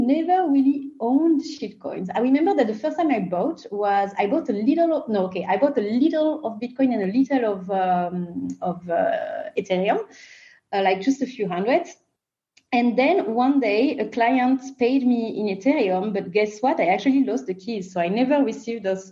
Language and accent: English; France; accent: French; English is a second language; As you can recognize from my accent, I come from France.